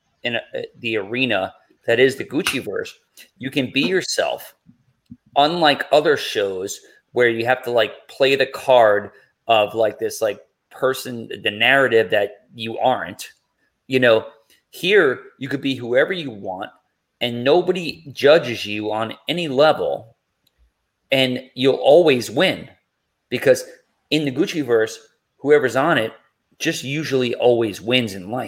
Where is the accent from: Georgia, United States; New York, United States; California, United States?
New York, United States; I'm from New York.